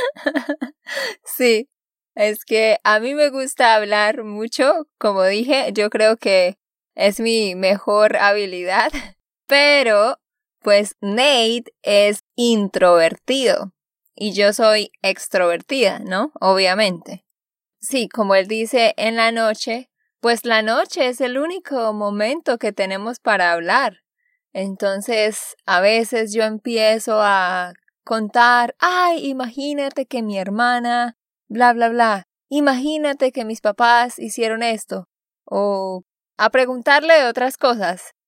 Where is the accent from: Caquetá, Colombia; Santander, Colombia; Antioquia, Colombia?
Santander, Colombia; Vado Real; moved away; also born or lived in Barranquilla; Yo soy de allá porque allá me crié